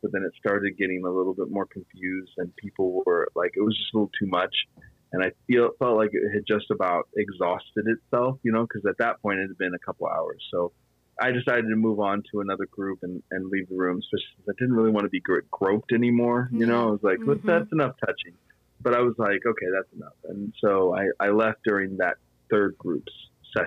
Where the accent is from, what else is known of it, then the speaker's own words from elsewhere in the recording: Petaluma, California, United States; I grew up here in Petaluma and I grew up here at the Phoenix Theater